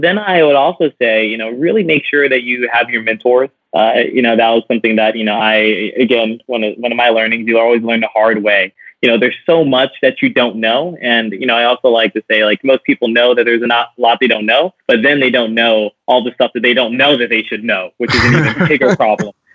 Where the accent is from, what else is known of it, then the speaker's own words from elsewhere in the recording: New Orleans, Louisiana, United States; moved away; loved growing up in New Orleans